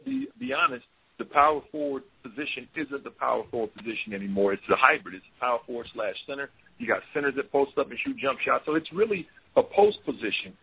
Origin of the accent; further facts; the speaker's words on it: Mississippi, United States; now in Oregon, United States; I was born and raised in Mississippi